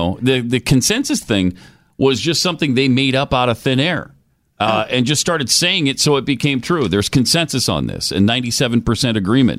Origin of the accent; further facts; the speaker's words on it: Montana, United States; I grew up in Montana.